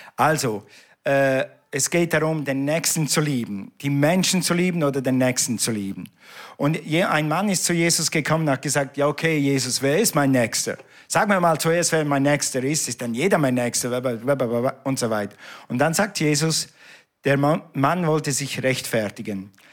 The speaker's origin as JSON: {"language": "German", "country": "Switzerland", "said": "ich bin ja ein Schweizer. Wir reden nicht so schnell"}